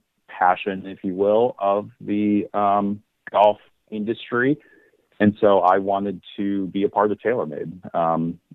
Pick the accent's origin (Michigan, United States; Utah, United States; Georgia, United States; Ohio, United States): Michigan, United States; moved away as an adult; also born or lived in Midwest; now in St. Louis, United States; Born and raised in Michigan, had a couple different assignments around the Midwest